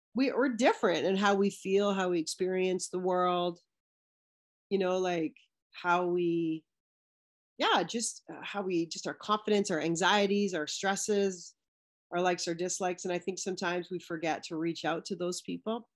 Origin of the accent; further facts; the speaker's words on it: British Columbia, Canada; now in Ontario, Canada; I'm from British Columbia, especially being in Ontario now. I, I was raised in a small suburb